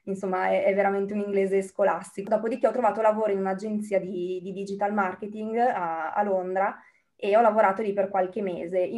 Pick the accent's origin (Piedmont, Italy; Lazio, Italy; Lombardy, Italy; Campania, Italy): Lombardy, Italy; Bergamo; now in United Kingdom; mm, sono originaria di Bergamo in questo momento sono a Bergamo